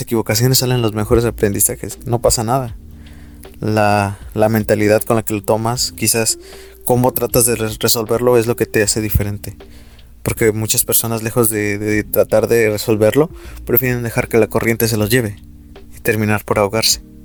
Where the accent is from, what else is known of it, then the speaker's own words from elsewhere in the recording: Mexico; como mexicanos